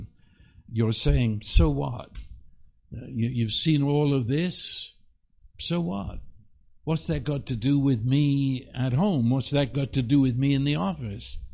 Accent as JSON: {"language": "English", "region": "England", "country": "United Kingdom", "tie": "born or raised there", "moved": "yes", "said": "I was raised in England"}